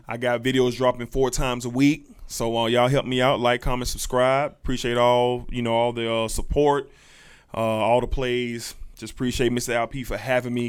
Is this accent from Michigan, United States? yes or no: no; Jacksonville, Florida, United States; me growing up in the South, Duval County, I experienced all the Southness